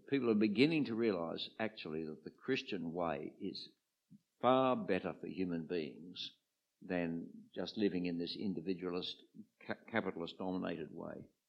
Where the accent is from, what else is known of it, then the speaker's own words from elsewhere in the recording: Sydney, New South Wales, Australia; I came from the eastern suburbs of uh, Sydney